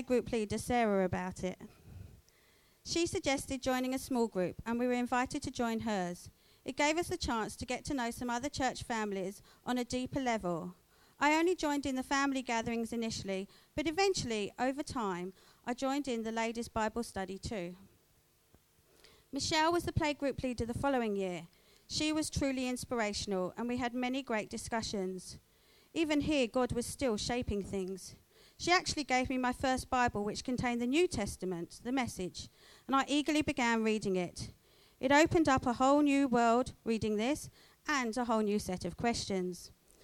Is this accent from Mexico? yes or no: no; England, United Kingdom; moved away as an adult; now in Australia; I was born and raised in England, and as such, had no desire to live anywhere else. So how come I'm here living now in Australia